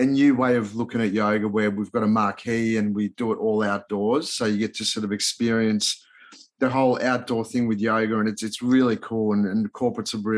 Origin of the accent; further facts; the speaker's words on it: Melbourne, Victoria, Australia; accent: Australian; English is a second language; also born or lived in Budapest, Hungary / Los Angeles, United States; I moved to Melbourne, Australia with mum and dad when I was like 8 and didn't know a word of English